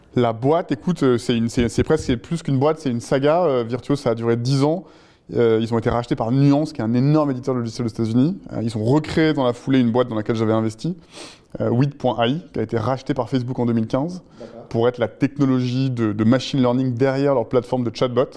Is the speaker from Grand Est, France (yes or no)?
no; La Rochelle, Nouvelle-Aquitaine, France; moved away as an adult; also born or lived in Tobago; now in Paris, France; À 18 ans, j'ai quitté La Rochelle, où j'avais passé mon bac et fait une année de fac, et je suis venu m'installer à Paris